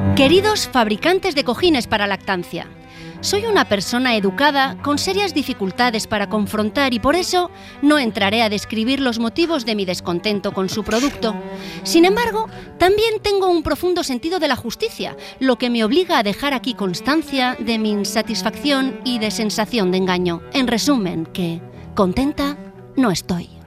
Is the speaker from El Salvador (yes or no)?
no; Spain; los españoles, que vamos de frente como las cabras